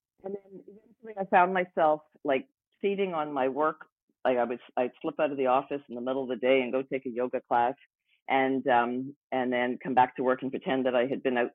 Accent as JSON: {"language": "English", "town": "Montreal", "region": "Quebec", "country": "Canada", "tie": "born or raised there", "also_born_or_lived": "Vancouver", "moved": "as an adult", "said": "I moved from Montreal, where I grew up, to Vancouver."}